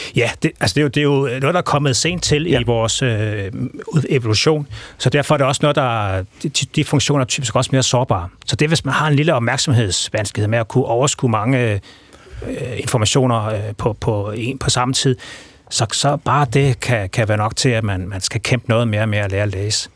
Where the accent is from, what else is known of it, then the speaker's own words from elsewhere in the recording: Denmark; accent: Jutlandic; first language Danish; moved away; måske man stadigvæk kan, kan se og høre på tegnsprog også, at jeg er på, fra Jylland